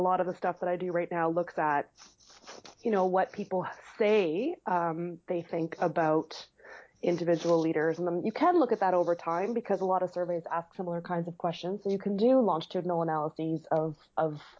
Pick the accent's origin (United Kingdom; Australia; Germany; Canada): Canada; Toronto, Ontario; moved away as an adult; now in St. John's, Canada; I grew up in Toronto and moved here about 14, 15 years ago